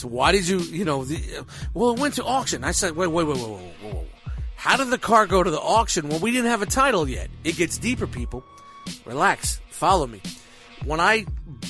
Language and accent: English; Brooklyn, New York, United States; I'm from Brooklyn